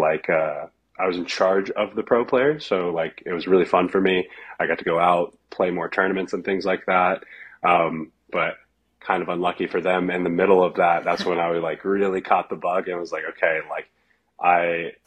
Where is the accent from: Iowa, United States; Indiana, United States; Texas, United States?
Texas, United States; also born or lived in Phoenix, Arizona; now in Austin, United States; I'm from Texas originally